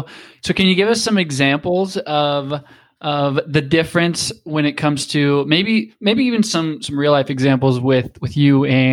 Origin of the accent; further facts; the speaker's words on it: Midwest, United States; us Midwesterners